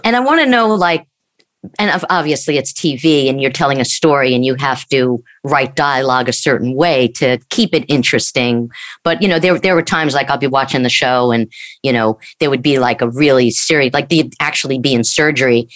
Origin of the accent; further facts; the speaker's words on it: Long Island, New York, United States; I grew up in Long Island, New York